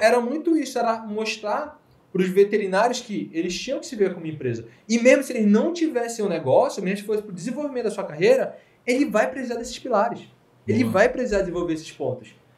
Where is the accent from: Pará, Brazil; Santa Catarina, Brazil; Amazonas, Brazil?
Amazonas, Brazil; Manaus; Nós somos de Manaus.